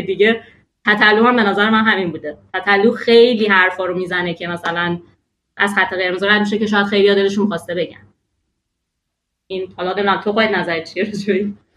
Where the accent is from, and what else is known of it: Iran; born or raised there